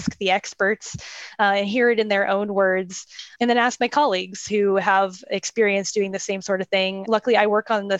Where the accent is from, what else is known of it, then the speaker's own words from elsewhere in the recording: Tampa, Florida, United States; So I went at my hometown from Tampa, Florida